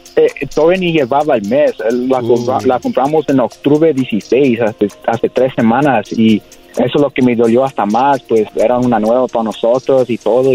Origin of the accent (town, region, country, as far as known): Whittier, California, United States; born or raised there